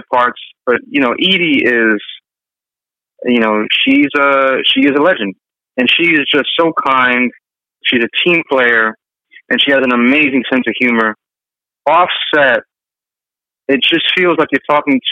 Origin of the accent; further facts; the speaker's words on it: New York City, New York, United States; I'm from New York City